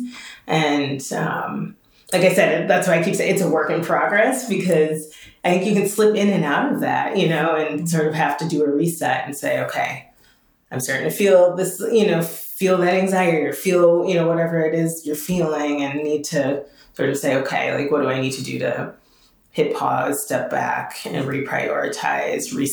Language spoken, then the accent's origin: English; Minneapolis, Minnesota, United States; moved away as an adult; also born or lived in Washington, D.C.; I am a Minneapolis girl. I grew up in South Minneapolis.